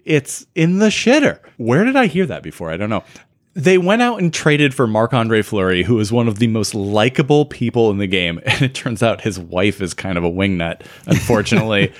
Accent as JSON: {"language": "English", "country": "United States", "said": "we are good American boys"}